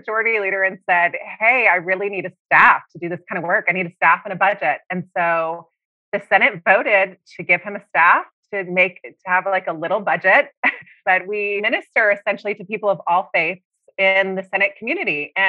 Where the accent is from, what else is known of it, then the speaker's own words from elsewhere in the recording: Oklahoma City, Oklahoma, United States; moved away as an adult; also born or lived in Austria; now in Washington, D.C., United States; I grew up in Oklahoma City